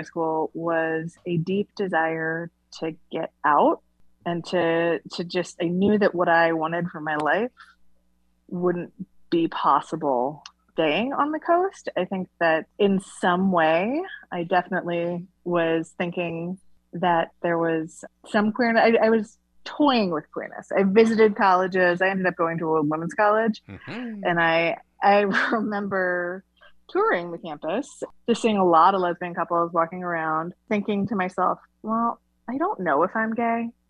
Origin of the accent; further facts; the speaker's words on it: Gualala, California, United States; I was born in Wallala, in the living room of the same house where my parents still live